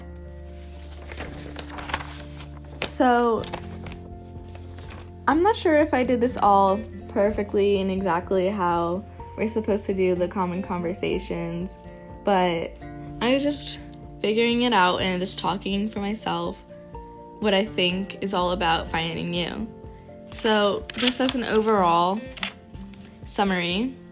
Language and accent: English; Pittsburgh, Pennsylvania, United States; I'm from Pittsburgh, Pennsylvania